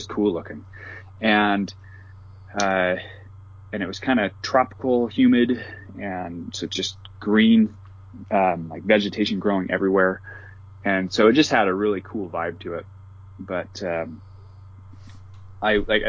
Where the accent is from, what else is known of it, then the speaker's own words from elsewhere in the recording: the West, United States; growing up in the West